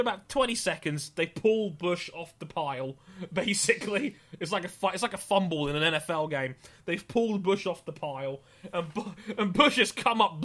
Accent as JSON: {"language": "English", "country": "United Kingdom", "said": "I'm a Brit"}